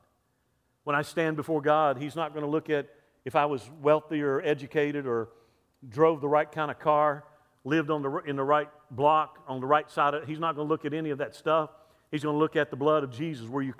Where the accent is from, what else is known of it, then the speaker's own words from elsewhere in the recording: Lower Alabama, United States; I'm from L.A., Lower Alabama. About low as you can get. I was born in that racist Deep South.